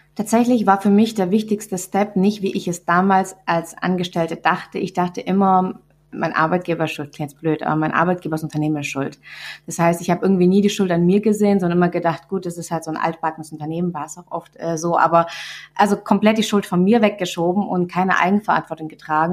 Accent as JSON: {"language": "German", "area": "Swabia", "region": "Baden-Württemberg", "country": "Germany", "accent": "Swabian", "said": "ich rede total Schwäbisch"}